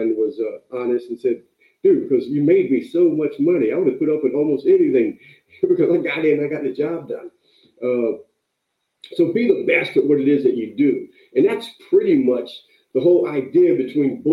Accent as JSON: {"language": "English", "region": "North Carolina", "country": "United States", "tie": "born or raised there", "moved": "yes", "lives_now": "California, United States", "said": "I moved out to California from North Carolina. I was raised, working, picking tobacco during the summer. Lived with my grandmother."}